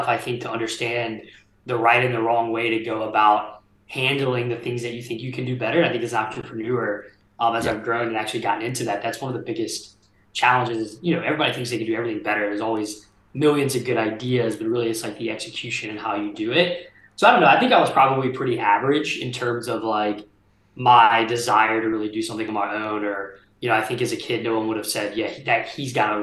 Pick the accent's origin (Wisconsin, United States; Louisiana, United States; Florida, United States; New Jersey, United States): Louisiana, United States; Port Allen; I grew up actually in South Louisiana, a small town called Port Allen, just outside of Baton Rouge, right there on the Mississippi River.